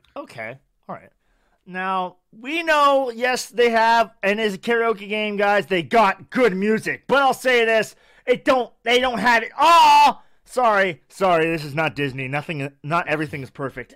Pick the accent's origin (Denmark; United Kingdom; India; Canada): Canada; I'm Canada